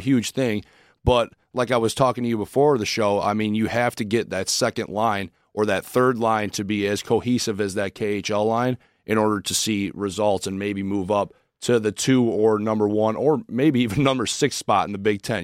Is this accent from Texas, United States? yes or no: no; Crown Point, Indiana, United States; I'm from Crown Point, Indiana, uh, which is a little small town, uh, 45 minutes away from Chicago